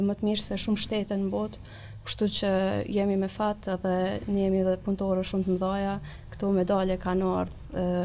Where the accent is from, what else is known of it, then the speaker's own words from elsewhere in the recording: Kosovo; ne vim, si që thate dhe nga një qytet i vogël i Kosovës